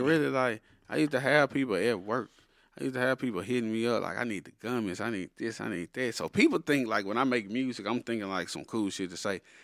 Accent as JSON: {"language": "English", "area": "an hour and a half from Baton Rouge", "region": "Louisiana", "country": "United States", "tie": "born or raised there", "moved": "as an adult", "lives_now": "Dallas, United States", "said": "Baton Rouge is like an hour and a half from where I, from where my hometown"}